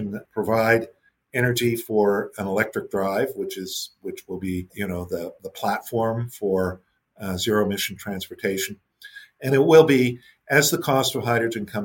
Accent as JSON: {"language": "English", "country": "Canada", "said": "as a Canadian"}